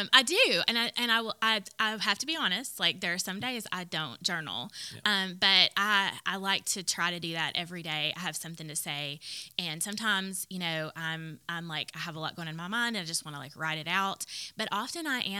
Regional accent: the South, United States; I grew up in the South

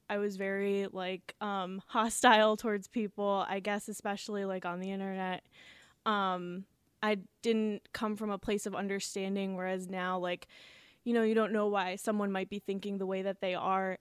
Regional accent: Ashtabula, Ohio, United States; moved away as an adult; now in Cleveland, United States; I am originally from Ashtabula, Ohio, and I live here in Cleveland right now

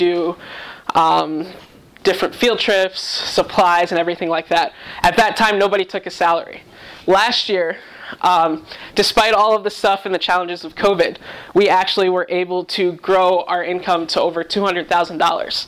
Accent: New York, United States; moved away as an adult; also born or lived in Massachusetts; now in Cleveland, United States; I was born and raised in New York

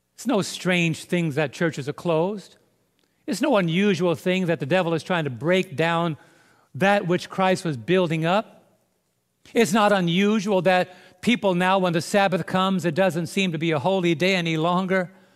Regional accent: New York City, New York, United States; now in Southern Illinois, United States; I was raised in New York City

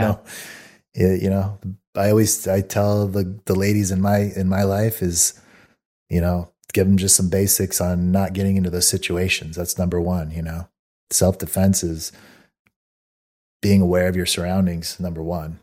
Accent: Mesa, Arizona, United States; where I grew up in Mesa, Arizona

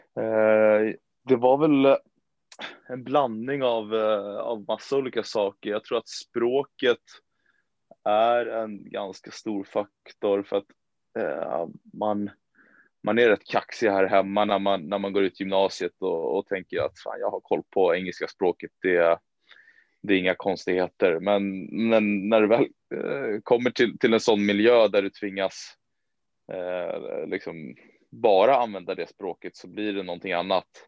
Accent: Danderyd, Stockholm County, Sweden; also born or lived in United States; en liten klubb som heter Danderyds eh, sportklubb. Eh, där jag även är liksom, född och uppvuxen

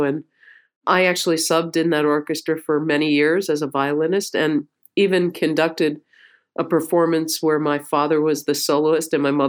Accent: Dobbs Ferry, New York, United States; I grew up the first few years of my life in a basement apartment on 107th and Amsterdam. And then in Manhattan. And when they cobbled a little bit of money together, they bought a tiny little house in Dobbs Ferry, New York.

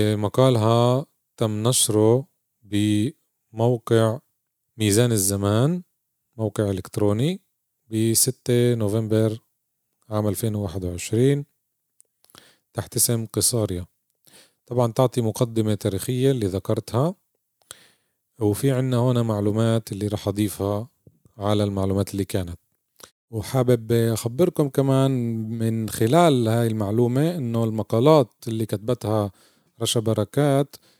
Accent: Palestine

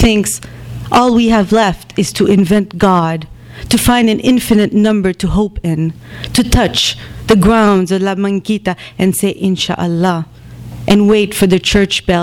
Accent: Bethlehem, West Bank, Palestine; also born or lived in Jerusalem; now in New York, United States; I come from Bethlehem originally, Bethlehem and Jerusalem

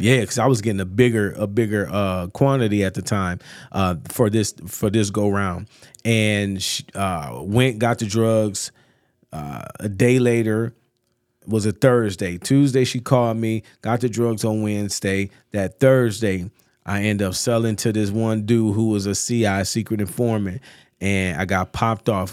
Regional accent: North Chicago, Illinois, United States; also born or lived in Atlanta; born and raised North Chicago, man. Went to North Chicago High School

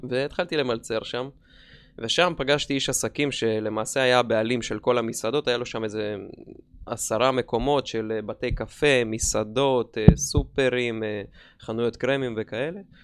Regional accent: Dimona, Southern District, Israel; במקור אני דימונאי

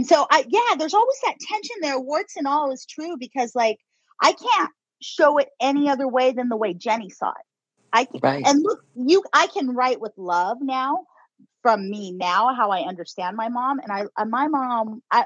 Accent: Inland Empire, California, United States; you can't talk bad about my hometown unless you're from here

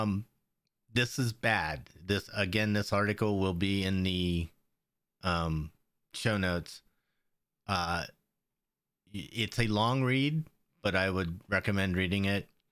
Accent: Pennsylvania, United States; growing up in Pennsylvania

